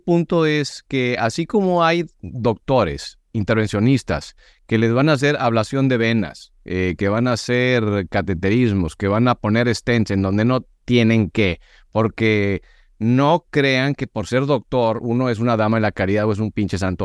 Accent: Monterrey, Nuevo León, Mexico; Yo soy regio

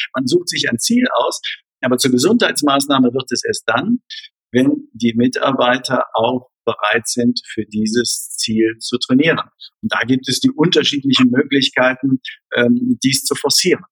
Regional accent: Rhineland, Germany; ich komme aus dem Rheinland

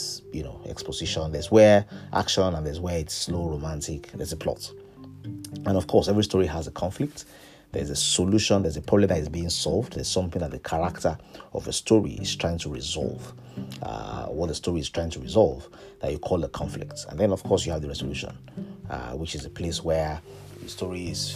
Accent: Ilorin, Kwara, Nigeria; I was born in Ilorin to a civil servant's parents

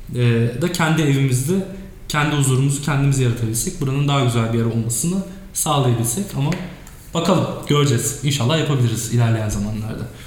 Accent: Turkey; biz burada doğduk büyüdük.

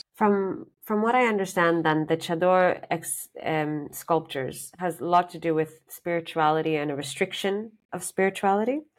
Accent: Sri Lanka; moved away; I'm from Sri Lanka

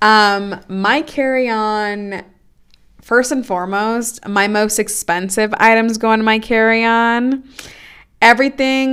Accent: Oakland, California, United States; first language Spanish; English is a second language; being born and raised in Oakland, which is a super diverse place

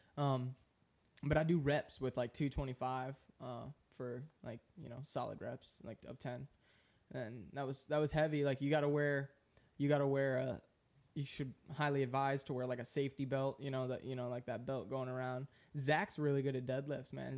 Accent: Florida, United States; I'm from Florida

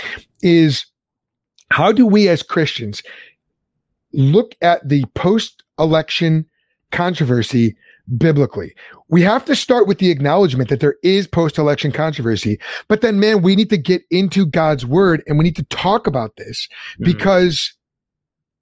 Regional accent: Lombard, Illinois, United States; I grew up in Lombard

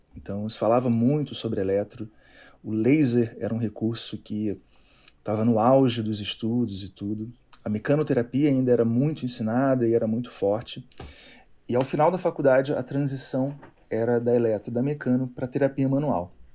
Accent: Niterói, Rio de Janeiro, Brazil; moved away as an adult; now in Brasília, Brazil; Sou da cidade de Niterói, lá no Rio de Janeiro

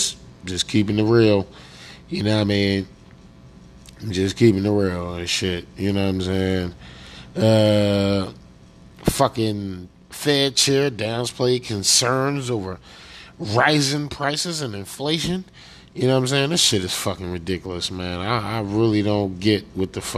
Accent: Pennsylvania, United States; I'm from Pennsylvania

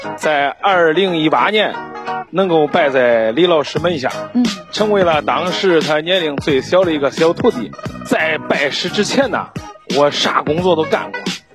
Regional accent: Pingdingshan, Henan, China; 大家好，我是来自河南平陵山的

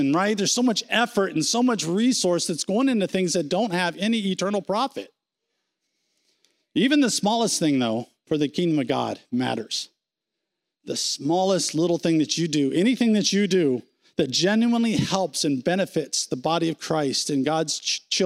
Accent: United States; We're American

